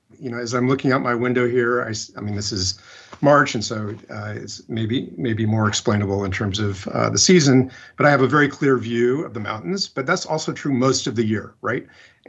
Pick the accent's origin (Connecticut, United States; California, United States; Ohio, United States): California, United States; Whittier; I grew up in Southern California. Grew up in Whittier.